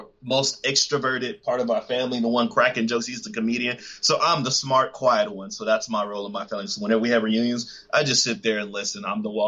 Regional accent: Texas, United States; also born or lived in Vista, California / Houston, Texas; I was born in Houston. Shortly after I was born, a couple of months, I actually moved to Vista, California for 7 years where I grew up. And then I came back to Texas where I spent the rest of my life so far

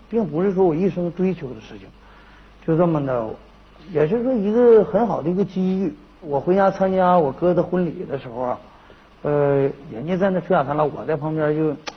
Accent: Sanchahe, China; moved away; also born or lived in Liaoning; 我们家乡那边那个镇子

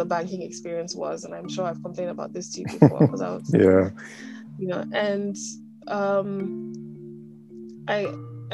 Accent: Accra, Greater Accra, Ghana; moved away as an adult; also born or lived in United States / United Kingdom; growing up on the Kolebu side of town

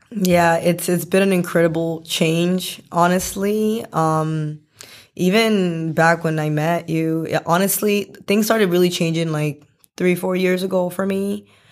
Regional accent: Boston, Massachusetts, United States; also born or lived in Medellin, Colombia; I came here when I was really small, like, two years old. So, I ba, I'm basically from Boston

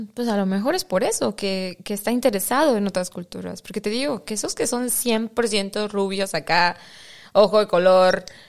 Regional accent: Mexico; now in Netherlands; yo como mexicana

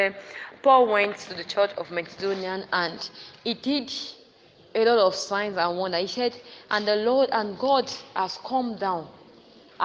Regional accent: Nigeria; We are still Nigerian

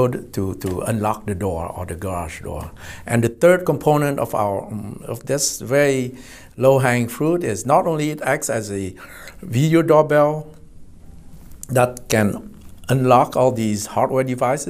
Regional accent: Vietnam; also born or lived in Irvine, California / Houston, Texas; now in United States; Originally, I was from Vietnam

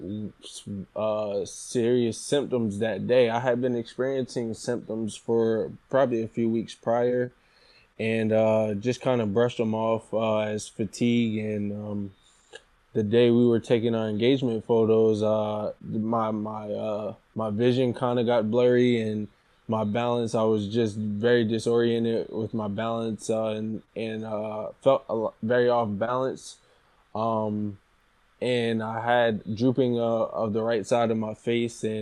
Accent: Philadelphia, Pennsylvania, United States; moved away as an adult; now in Hillsborough, United States; I'm originally from Philadelphia. And I ventured to New Jersey for college

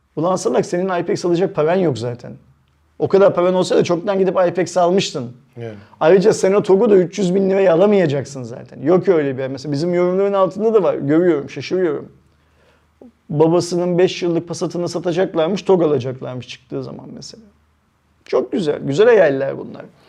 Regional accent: Turkey; biz Türkler olarak

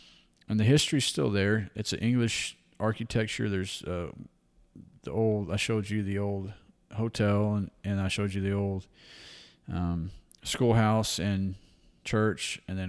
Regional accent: Kerrville, Texas, United States; born there; I was born in 1979 in Kerrville, Texas.

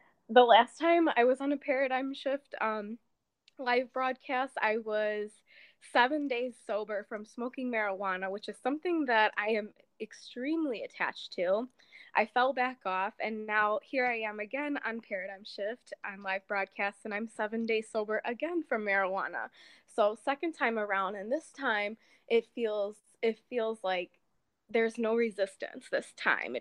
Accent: Chicago, Illinois, United States; I'm from Chicago, Illinois, USA

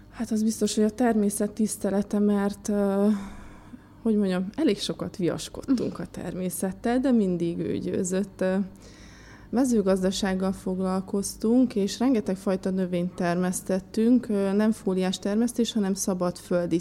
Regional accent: Békés, Hungary; moved away; Békés megyében nőttem fel

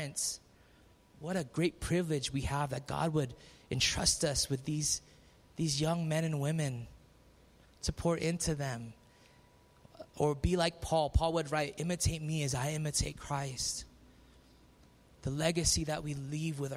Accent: Philippines; I'm Filipino

